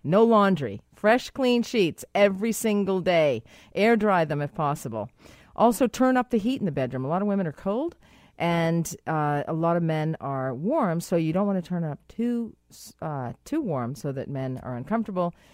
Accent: Boston, Massachusetts, United States; accent: Boston; my Boston accent came out there

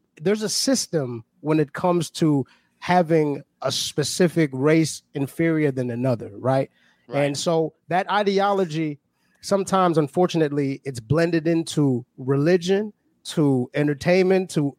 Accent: South Africa; now in Oklahoma, United States; Zulu is my tribe. I'm from South Africa originally

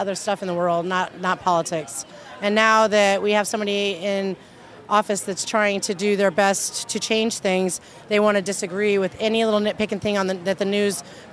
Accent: Omaha, Nebraska, United States; also born or lived in Lincoln, Nebraska; I'm here from Omaha, Nebraska.

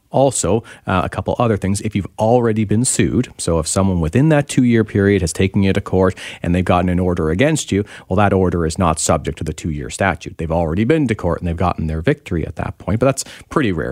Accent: Ontario, Canada; now in British Columbia, Canada; I'm from Ontario originally

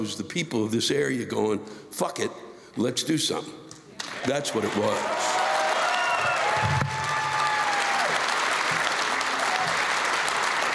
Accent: Maryland, United States; moved away; I'm originally from Maryland

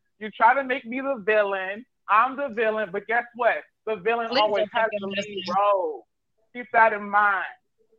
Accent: Houston, Texas, United States; I'm from Houston

